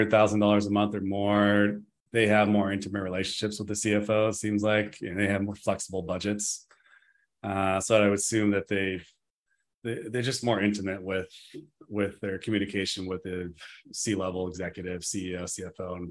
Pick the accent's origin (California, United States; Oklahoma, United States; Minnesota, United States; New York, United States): California, United States; Gold Rush area, Northern; Since we grew up in the Gold Rush area, you know, area, we're in Northern California